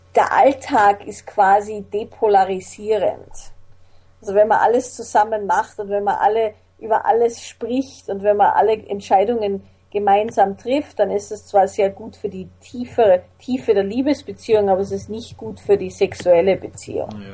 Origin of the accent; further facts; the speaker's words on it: Vienna, Austria; also born or lived in Salzburg; ich bin in Wien, in Salzburg und in Wien aufgewachsen